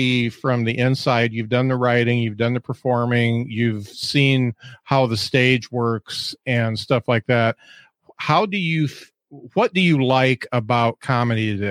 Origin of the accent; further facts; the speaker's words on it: the Midwest, Indiana, United States; I grew up here in the Midwest. I'm in Indiana, and we're close to Notre Dame.